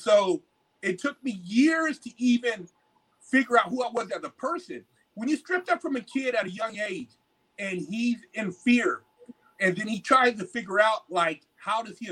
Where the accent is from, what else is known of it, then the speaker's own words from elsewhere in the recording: California, United States; I'm from California